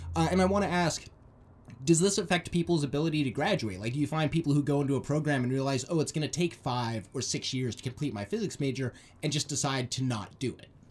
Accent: Arizona, United States; moved away; my home state, uh, Arizona

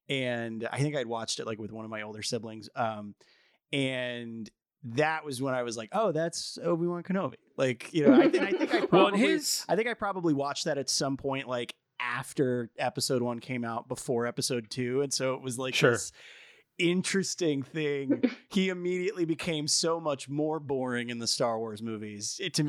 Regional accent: United States; because we're American.

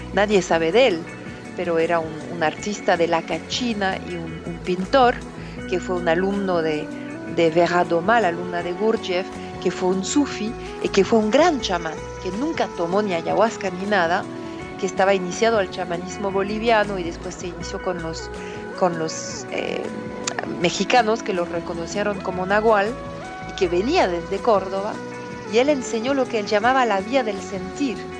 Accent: near Paris, Île-de-France, France; soy una hija de la ciudad, que nací cerca de París y siempre viví en la ciudad

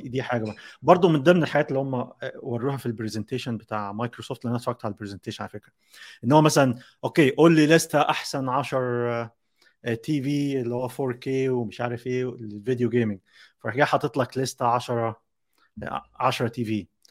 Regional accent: Egypt; احنا آه، كمصريين كمصريين

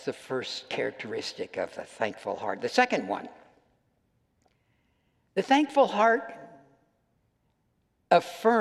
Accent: United States; I'm an American

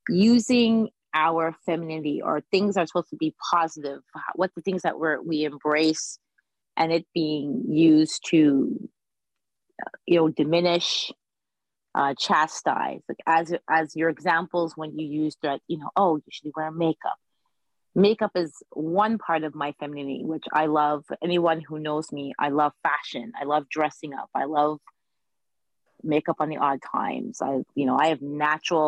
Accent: Montreal, Quebec, Canada; I'm Canadian born in Montreal

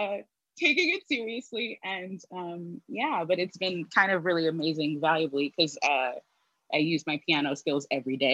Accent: Jackson, Mississippi, United States; I'm from Jackson, Mississippi

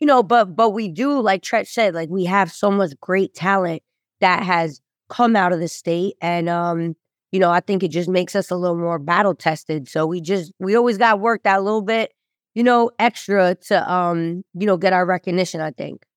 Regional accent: New Jersey, United States; we're all from North Jersey

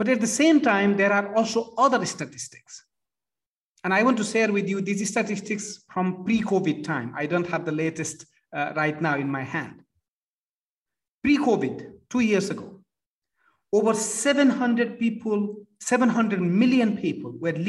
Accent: Nepal; moved away; At the age of 14, I started volunteering for Red Cross in Nepal. I come from Nepal.

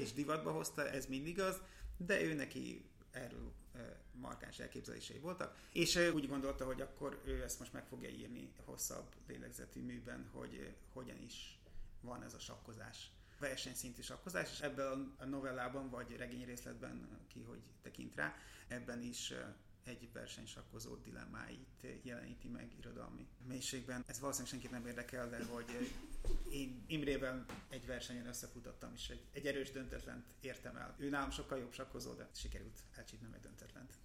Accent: Budapest, Hungary; én aztán tényleg óbudai vagyok

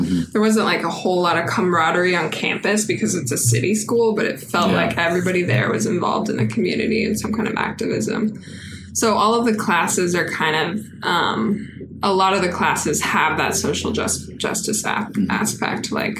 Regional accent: Reno, Nevada, United States; moved away as an adult; also born or lived in San Francisco; I'm from Reno, Nevada. Reno? Born and raised, yeah.

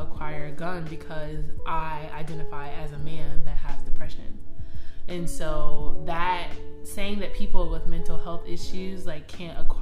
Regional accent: United States; I'm American

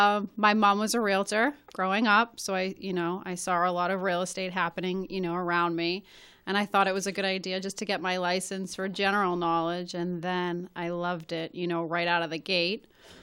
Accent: Malden, Massachusetts, United States; But since then, I grew up in Forestdale, and I bought two homes there, one I'm currently renovating

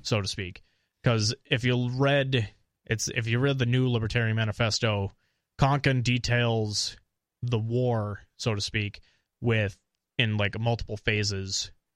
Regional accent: Eau Claire, Wisconsin, United States; also born or lived in Minnesota; I'm from Eau Claire

